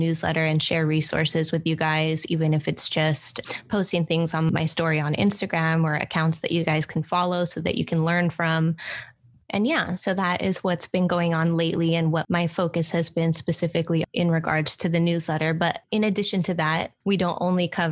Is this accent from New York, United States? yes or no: no; Oakland, California, United States; here in my hometown in Oakland, California, in the Bay